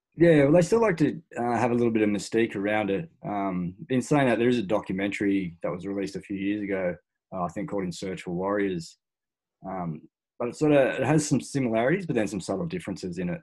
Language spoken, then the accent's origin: English; Australia; born and bred in Australia